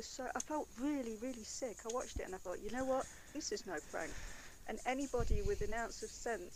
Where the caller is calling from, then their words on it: Derbyshire, East Midlands, United Kingdom; From Derbyshire.